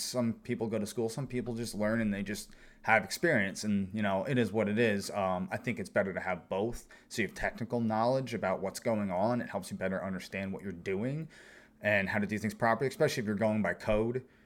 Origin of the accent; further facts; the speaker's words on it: eastern Pennsylvania, United States; grew up in this area, Pennsylvania, eastern Pennsylvania